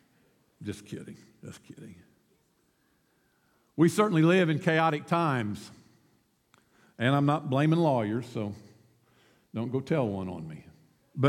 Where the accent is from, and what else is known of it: United States